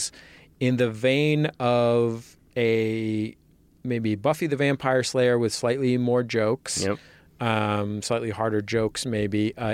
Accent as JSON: {"language": "English", "town": "San Francisco", "region": "California", "country": "United States", "tie": "born or raised there", "said": "I am from the Mission District of San Francisco"}